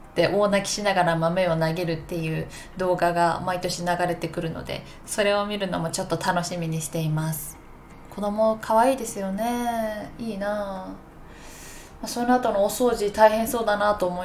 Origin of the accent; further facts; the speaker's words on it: Takayama, Gifu, Japan; こんなに岐阜の高山出身なんですけど高山におった時はめっちゃ寒くて寒くてもなんか素足とかスカートミニスカート履いたりとかしてたのにもう